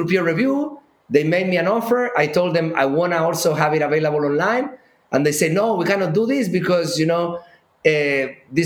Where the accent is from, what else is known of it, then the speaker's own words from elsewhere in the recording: Chile; moved away; I grew up in Chile